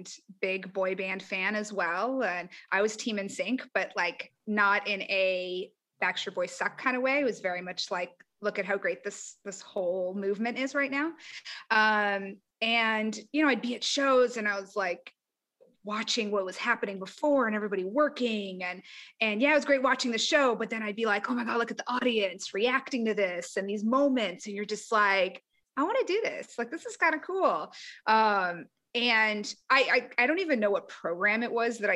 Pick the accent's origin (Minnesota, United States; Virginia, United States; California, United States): California, United States; San Diego; moved away as an adult; also born or lived in Nashville; I'm from San Diego